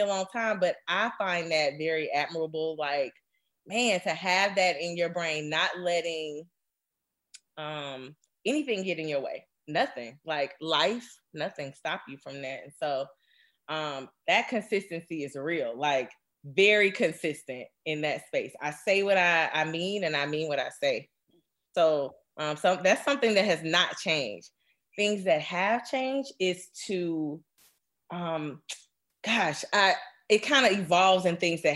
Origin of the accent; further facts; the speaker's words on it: Birmingham, Alabama, United States; we grew up in Birmingham doing the stuff that we did